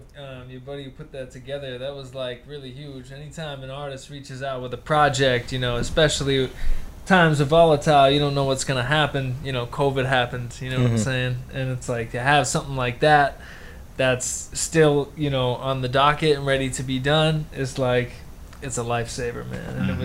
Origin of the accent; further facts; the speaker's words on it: Pembroke, Massachusetts, United States; moved away as an adult; also born or lived in Arizona; now in Boston, United States; I am 31 years old. I am from Pembroke, Mass.